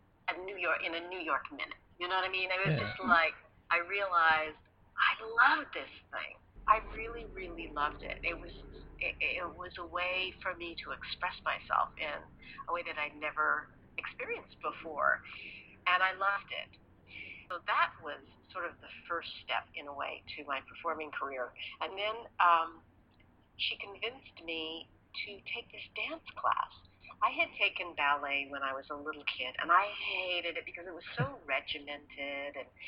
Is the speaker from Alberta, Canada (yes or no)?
yes; Edmonton, Alberta, Canada; I grew up in Canada, in Edmonton, Alberta